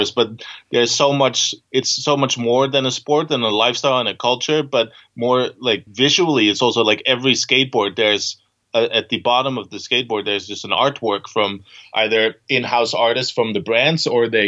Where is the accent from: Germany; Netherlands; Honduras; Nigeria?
Netherlands; moved away as an adult; also born or lived in Amsterdam, Netherlands / Copenhagen, Denmark; now in Aarhus, Denmark; I'm originally from the Netherlands and lived in Amsterdam for a long while before I moved to Copenhagen, Denmark